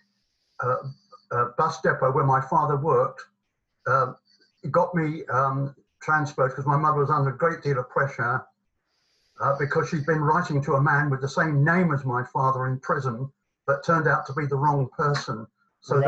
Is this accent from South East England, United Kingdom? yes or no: yes; Belvedere, South East England, United Kingdom; born or raised there; also born or lived in Highgate, London / Plumstead, London